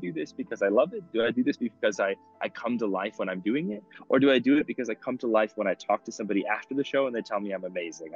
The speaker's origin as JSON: {"language": "English", "region": "Midwest", "country": "United States", "moved": "as an adult", "lives_now": "Munich, Germany", "said": "I'm from the Midwest"}